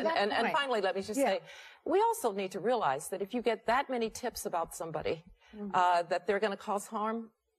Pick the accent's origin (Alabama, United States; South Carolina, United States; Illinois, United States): Alabama, United States; Birmingham; I was a little girl growing up in Birmingham, Alabama, in the late 50s, early 60s.